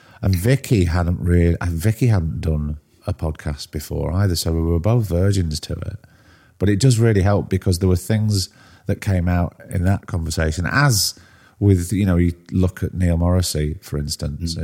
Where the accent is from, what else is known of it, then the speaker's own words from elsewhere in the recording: Blackpool, North West England, United Kingdom; also born or lived in Warrington; we moved back to Blackpool